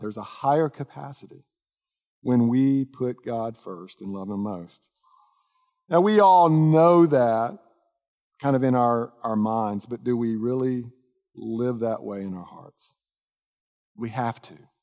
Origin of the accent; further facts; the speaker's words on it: Dallas, Texas, United States; I grew up in the North Dallas area